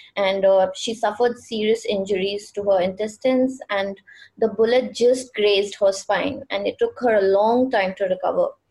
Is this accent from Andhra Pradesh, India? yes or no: no; Darjeeling, West Bengal, India; I'm from Darjeeling myself